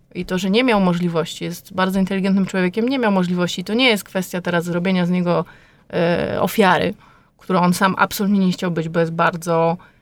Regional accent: Poland; moved away as an adult; now in France; jestem Polką, jestem z bardzo daleka

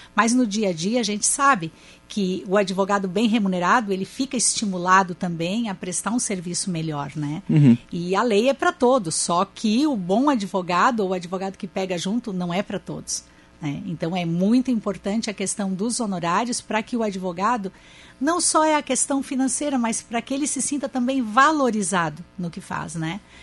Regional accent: Criciúma, Santa Catarina, Brazil; eu sou de Criciúma, bem distante da, de Florianópolis

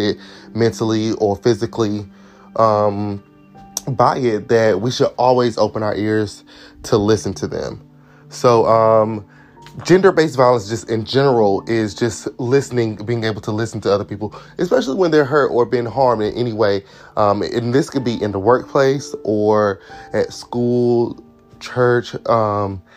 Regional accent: Durham, North Carolina, United States; I'm from Durham, North Carolina, in the States.

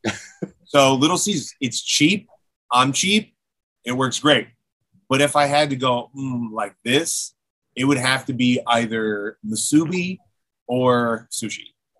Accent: Philippines; being Filipino

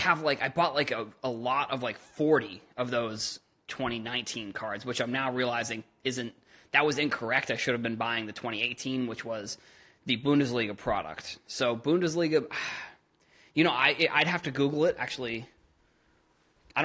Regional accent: United States; Americans are spoiled

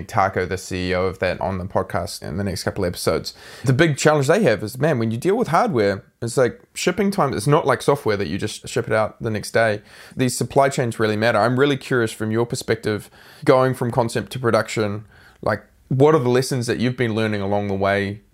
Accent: New Zealand; I'm a Kiwi

